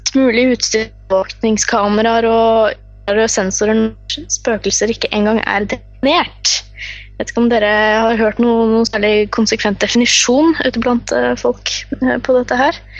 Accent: Fredrikstad, Østfold, Norway; born or raised there

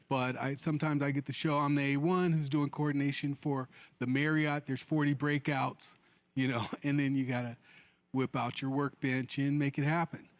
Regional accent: Mobile, Alabama, United States; I was born in Mobile, Alabama

